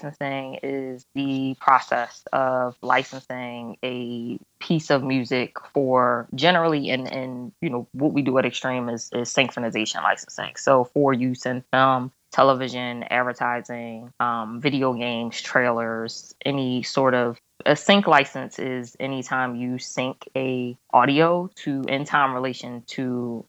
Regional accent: Philadelphia, Pennsylvania, United States; moved away as an adult; also born or lived in New York; now in Los Angeles, United States; I'm originally from Philadelphia

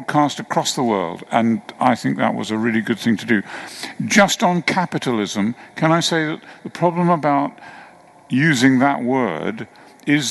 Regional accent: United Kingdom; as a Brit, my sense of the enormous privilege of living in this country

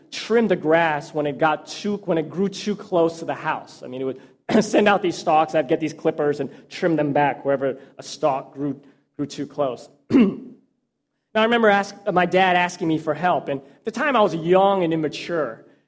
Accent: Texas, United States; I spent most of my life growing up in Texas

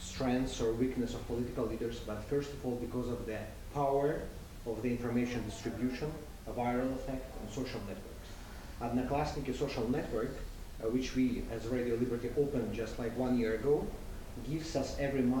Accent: Belarus; I'm from Belarus.

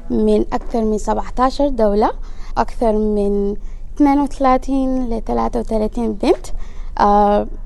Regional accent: Darfur, Sudan; now in Portland, United States; انا من دارفور

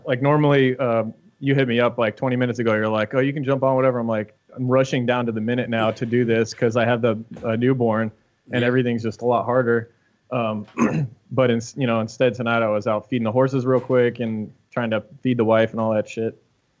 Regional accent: Las Vegas, Nevada, United States; We're all from Vegas

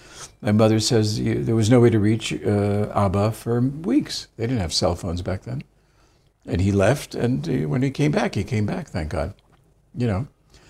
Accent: Pittsfield, Massachusetts, United States; also born or lived in Israel; So I was born here, and my brother was born here. And then at the age of 6 and a half, we moved to Pittsfield, Massachusetts.

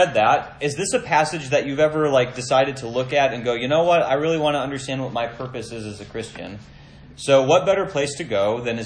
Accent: Minnesota, United States; Growing up in Minnesota, we had a, like, whenever the snow started to melt, we had a dirt driveway at the house that I grew up

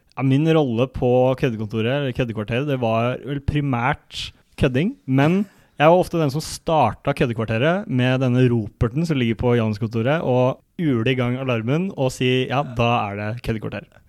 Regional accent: Kolbotn, Akershus, Norway; moved away as an adult; now in Trondheim, Norway; det er mulig det står en sykkel eh, hjemme på Kolbotn

